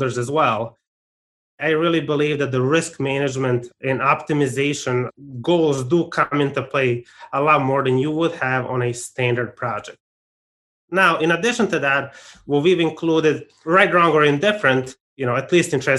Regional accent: Arizona, United States; my home state of Arizona

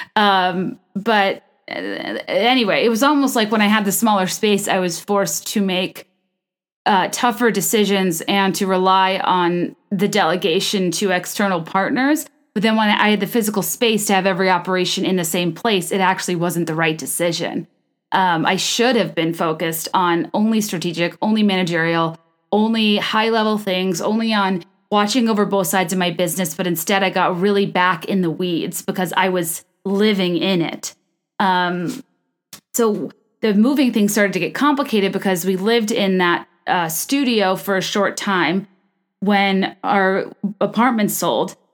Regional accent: Virginia, United States; also born or lived in New York; now in Chicago, United States; I'm from Virginia

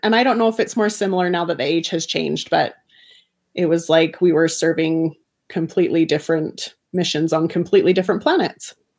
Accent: Bountiful, Utah, United States; I was raised in Davis County, Utah, like very Orthodox family

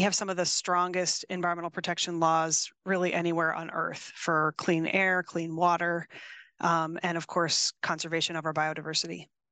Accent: East Coast, United States; now in California, United States; I grew up on the East Coast

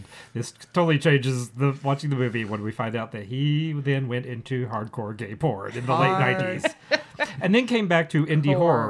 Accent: Kentucky, United States; growing up in Kentucky

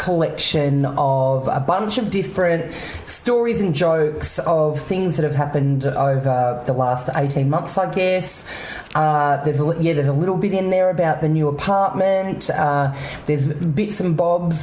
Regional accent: Canberra, Australian Capital Territory, Australia; moved away as an adult; I grew up in Canberra. I lived there for 22 years.

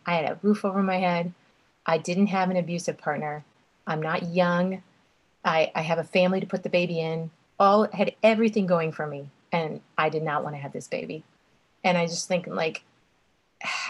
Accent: Texas, United States; moved away as an adult; also born or lived in Annapolis, Maryland / Charleston; I am from Texas originally

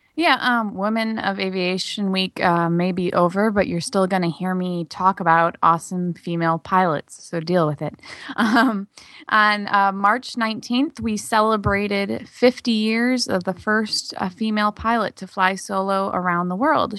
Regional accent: Michigan, United States; I'm from Michigan

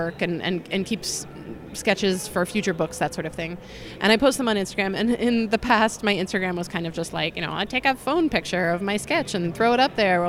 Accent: New York, United States; now in Chicago, United States; I'm from New York originally

